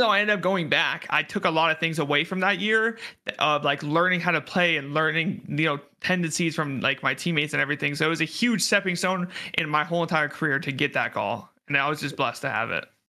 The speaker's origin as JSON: {"language": "English", "town": "Fairbanks", "region": "Alaska", "country": "United States", "tie": "born or raised there", "said": "Fairbanks, Alaska"}